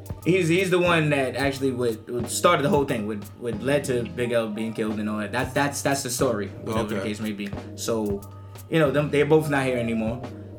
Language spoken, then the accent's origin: English; New York City, New York, United States; I'm from Harlem, born and raised